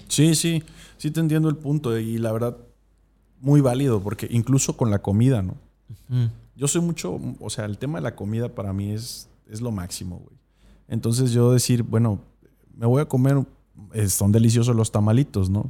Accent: Mexico; Tuve una, educación cristiana convencional, como muchos mexicanos.

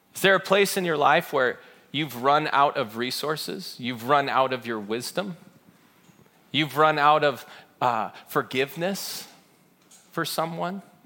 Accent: Chino, California, United States; I grew up in Chino.

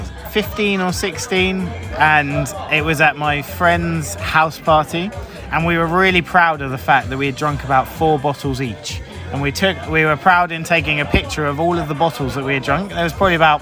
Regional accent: Basingstoke, South East England, United Kingdom; I'm from Basingstoke

